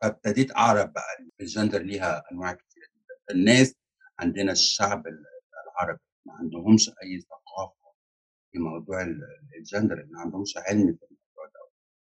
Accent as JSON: {"language": "Arabic", "country": "Egypt", "moved": "as an adult", "lives_now": "United States", "said": "أنا هاجرت على أمريكا سنة ألفين وتمانية، ودلوقتي بقالي عايشة في أمريكا اتناشر سنة وأنا مصرية الأصلي"}